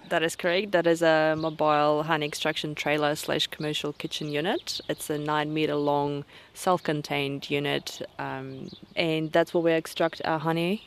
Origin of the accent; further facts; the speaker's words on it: Russia; now in Banks Peninsula, New Zealand; I'm originally from Russia, uh, deep south, that is